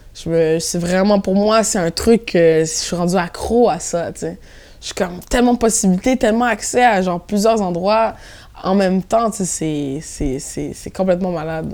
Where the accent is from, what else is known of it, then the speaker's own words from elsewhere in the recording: Montreal, Quebec, Canada; accent: Québécois; moved away as an adult; now in Brussels, Belgium; j'ai grandi à Montréal-Nord.